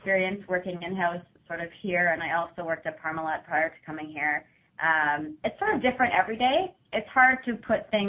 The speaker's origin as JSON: {"language": "English", "town": "Ottawa", "region": "Ontario", "country": "Canada", "tie": "born or raised there", "said": "I am originally from Ottawa. I grew up with just me and my mom."}